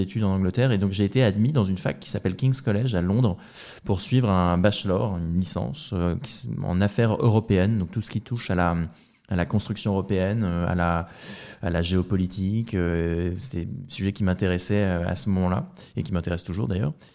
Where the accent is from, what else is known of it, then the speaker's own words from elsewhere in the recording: Rouen, Normandy, France; moved away as an adult; also born or lived in England; Je suis de Rouen, euh, en Normandie à l'origine